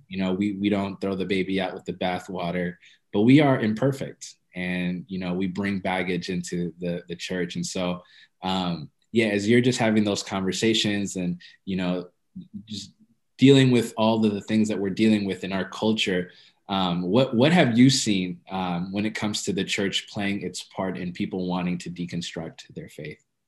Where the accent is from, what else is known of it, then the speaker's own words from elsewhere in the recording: Ethiopia; I'm Ethiopian